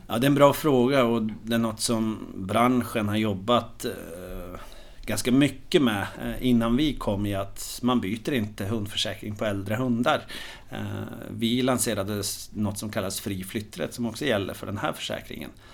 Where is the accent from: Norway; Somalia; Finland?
Norway; moved away as an adult; now in Sweden; jag är en glad norrman som har bott i Sverige nu i snart 15 år